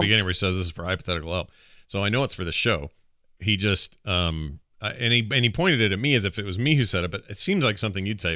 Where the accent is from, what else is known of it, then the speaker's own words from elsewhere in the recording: Canada; we're Canadian